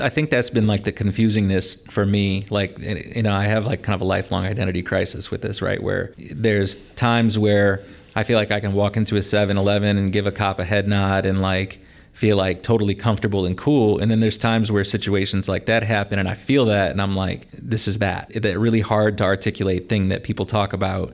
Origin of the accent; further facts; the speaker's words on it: La Porte, Indiana, United States; also born or lived in Pasadena, Texas / Mishawaka, Indiana; I moved to Laporte because that's where my mom's family lived. I grew up here ever since then